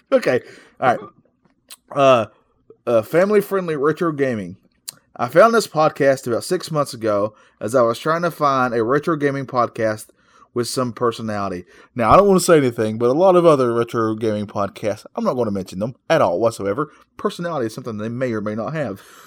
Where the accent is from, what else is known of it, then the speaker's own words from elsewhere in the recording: North Carolina, United States; we are from North Carolina. We can't help these accents